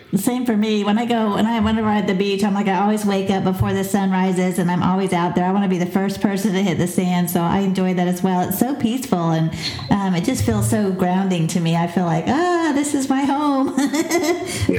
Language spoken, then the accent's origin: English; Pensacola, Florida, United States; Pensacola is my hometown